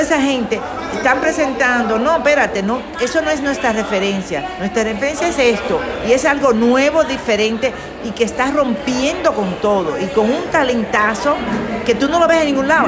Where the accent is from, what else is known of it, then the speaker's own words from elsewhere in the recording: Dominican Republic; now in Miami Beach, United States; soy dominicana, aunque vivo en Miami Beach, en, en Estados Unidos